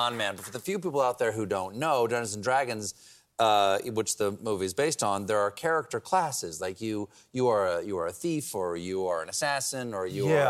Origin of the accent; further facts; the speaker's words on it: South Carolina, United States; moved away; The shag is the state dance of my home state of South Carolina.